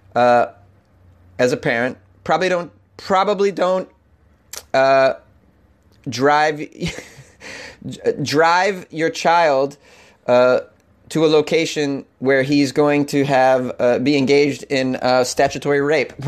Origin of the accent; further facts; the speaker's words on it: New England, United States; I'm from New England